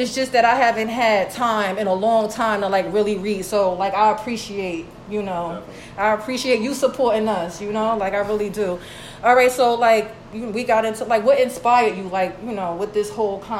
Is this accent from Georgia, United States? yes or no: yes; Georgia, United States; You know, because like we grew up in Georgia King, you know, like, and it's like, we seen it all.